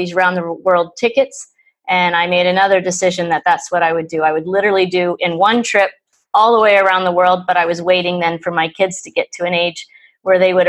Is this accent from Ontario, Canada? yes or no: yes; Ontario, Canada; I'm from Ontario, Canada